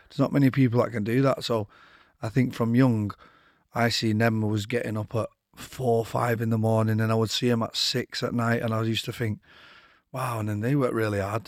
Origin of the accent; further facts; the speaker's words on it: Manchester, North West England, United Kingdom; I grew up in Withington